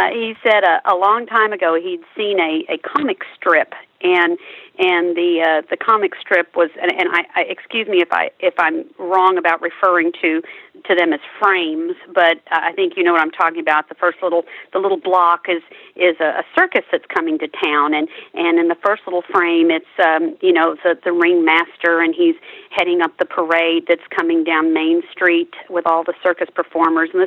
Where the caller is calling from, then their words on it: Trophy Club, Texas, United States; I'm joining you from Trophy Club, Texas, which is right outside of Dallas and right outside of Fort Worth.